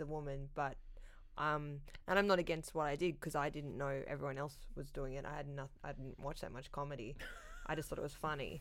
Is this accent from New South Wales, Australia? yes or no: yes; Sydney, New South Wales, Australia; also born or lived in Canberra; I grew up, like, in the North Shore in Sydney